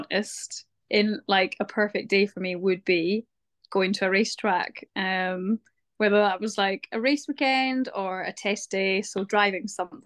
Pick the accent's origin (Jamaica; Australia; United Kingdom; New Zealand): United Kingdom; Scotland; also born or lived in Isle of Lewis; especially being a Scot